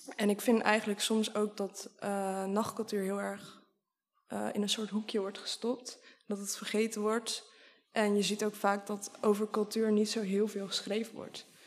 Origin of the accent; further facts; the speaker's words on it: Sliedrecht, South Holland, Netherlands; Sliedrecht, dat is een dorpje waar ik ben opgegroeid en op dit moment woon.